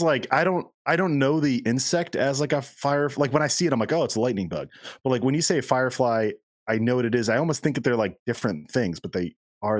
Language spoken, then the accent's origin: English; Southern New Hampshire, United States; I grew up in Southern New Hampshire where it feels like it kind of is like, I mean, it's obviously very much New England, suburb of Boston, like deep suburb of Boston, but like you didn't get the true, true New England ones.